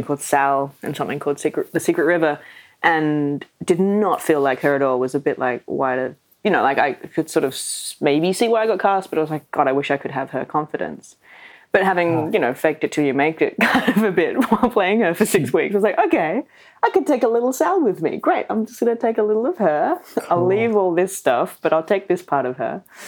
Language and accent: English; Australia; accent: Australian; speaking in my natural Australian accent